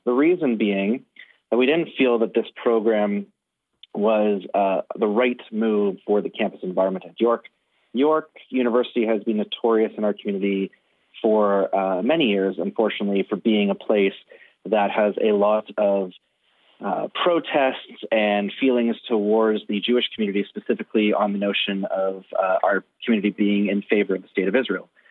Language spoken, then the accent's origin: English; Canada